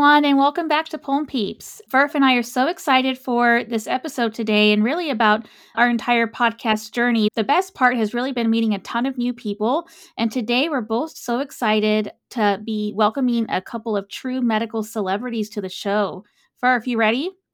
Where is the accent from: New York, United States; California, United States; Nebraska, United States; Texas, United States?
Texas, United States; San Antonio; I'm a Texas native